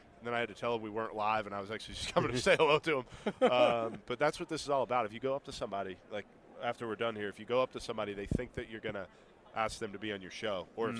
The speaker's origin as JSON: {"language": "English", "region": "Virginia", "country": "United States", "accent": "Virginia", "said": "It's like I'm Italian, but I don't speak like I am. I just speak like I'm from Virginia."}